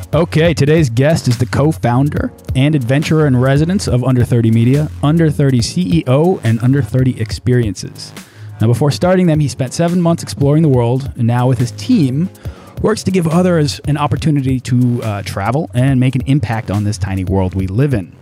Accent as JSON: {"language": "English", "country": "United States", "said": "we're both American"}